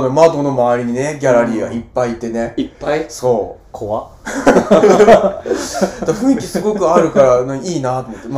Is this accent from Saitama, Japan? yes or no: yes; Saitama, Japan; moved away as an adult; also born or lived in Tsuyazaki, Fukutsu, Fukuoka; now in Fukutsu, Japan; 僕は、えっ、ー、と、出身は埼玉県でして、はい。2010年に、えー、ここ津屋崎に移住してきました。